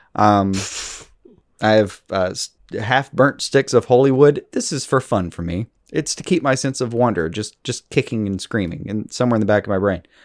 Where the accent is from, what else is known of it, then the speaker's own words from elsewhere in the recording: United States; growing up deeply, uh, American